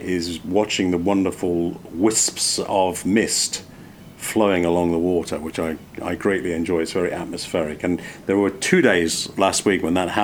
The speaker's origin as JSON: {"language": "English", "region": "England", "country": "United Kingdom", "tie": "born or raised there", "moved": "yes", "lives_now": "United States", "said": "I grew up in England"}